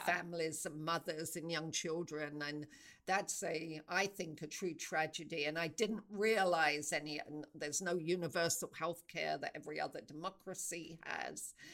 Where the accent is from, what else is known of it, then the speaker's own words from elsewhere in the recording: England, United Kingdom; moved away as an adult; also born or lived in South Africa; I knew i wanted to move out of england that felt too too small for me